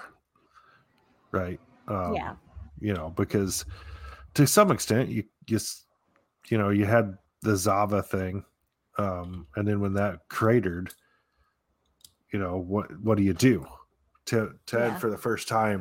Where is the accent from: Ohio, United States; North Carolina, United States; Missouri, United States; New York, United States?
Missouri, United States; Kansas City; I was born in Kansas City